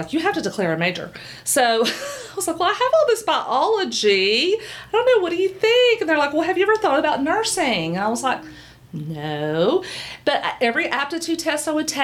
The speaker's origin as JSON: {"language": "English", "town": "Knoxville", "region": "Tennessee", "country": "United States", "said": "Came back to Knoxville, which is, I'm from here. I'm from Knoxville"}